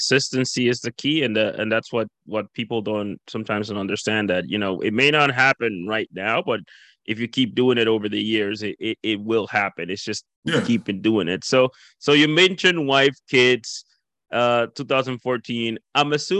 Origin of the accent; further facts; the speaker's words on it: Dominican Republic; now in Canada; when I came from the Dominican Republic, I actually lived in Miramichi for 3 months.